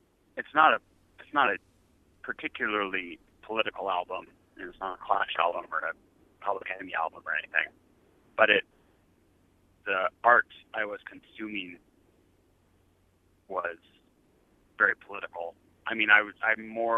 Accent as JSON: {"language": "English", "country": "United States", "moved": "yes", "lives_now": "Montreal, Canada", "said": "I identify myself as American"}